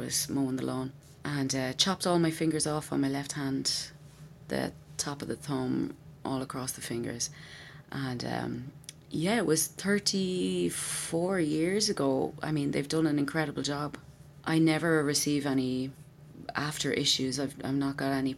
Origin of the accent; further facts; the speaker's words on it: Wexford, Leinster, Ireland; also born or lived in County Meath; I was born in Meath and I moved down to Wexford when I was 5